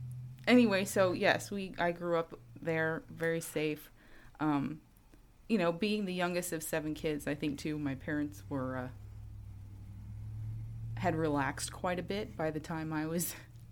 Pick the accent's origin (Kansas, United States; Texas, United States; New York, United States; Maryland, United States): New York, United States; New York City; I grew up on Staten Island in New York. My parents are from out west, from Colorado and the Four Corners area, and they kind of moved around a lot.